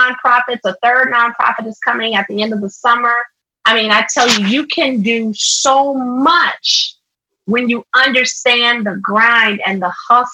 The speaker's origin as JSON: {"language": "English", "town": "Nashville", "region": "Tennessee", "country": "United States", "tie": "born or raised there", "said": "in the third grade, fast forward, we moved from East Nashville to North Nashville"}